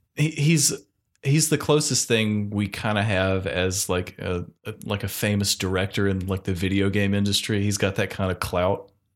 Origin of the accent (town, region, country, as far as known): North Carolina, United States